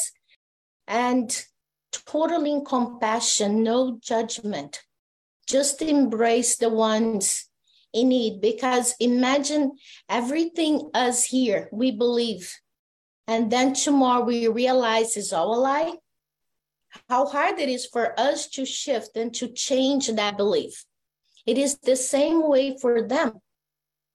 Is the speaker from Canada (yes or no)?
no; Brazil; I'm from Brazil